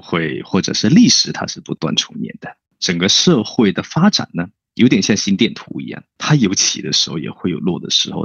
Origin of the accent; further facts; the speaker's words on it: Hong Kong; 在这边生活了这么多年，或者是土生土长的